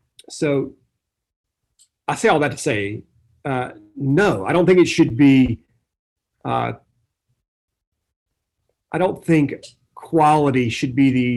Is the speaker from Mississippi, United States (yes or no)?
yes; Mississippi, United States; I'm from like the great state of Mississippi